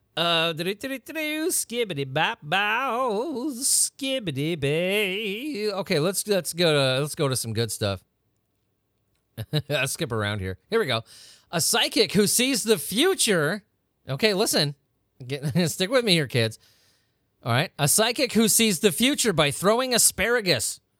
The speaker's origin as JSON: {"language": "English", "country": "United States", "said": "I'm from America"}